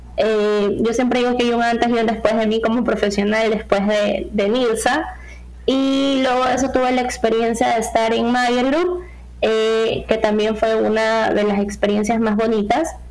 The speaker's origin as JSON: {"language": "Spanish", "country": "Ecuador", "said": "como sociedad ecuatoriana"}